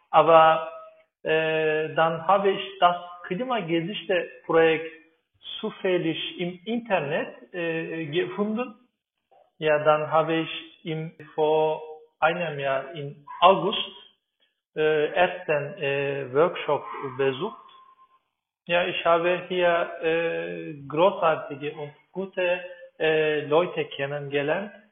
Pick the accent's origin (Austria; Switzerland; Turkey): Turkey; German is a second language; moved away as an adult; now in Berlin, Germany; bin 38 Jahre alt. Ich komme aus der Türkei und bin in der Türkei geboren und aufgewachsen. Äh, und seit circa vier Jahren lebe ich in Deutschland, in Berlin. Ja, aber jetzt bin ich ein Berliner.